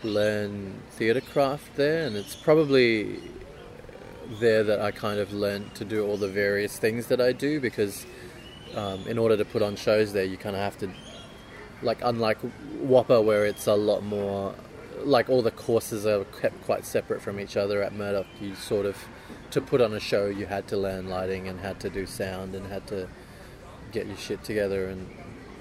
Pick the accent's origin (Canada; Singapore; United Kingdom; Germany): Singapore; moved away as an adult; also born or lived in Perth, Australia; now in Australia; I grew up in Singapore